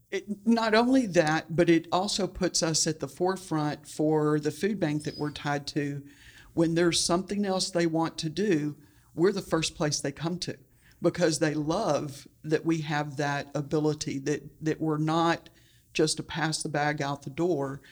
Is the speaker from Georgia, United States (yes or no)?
no; Houston, Texas, United States; I, uh, was born and raised in Houston, Texas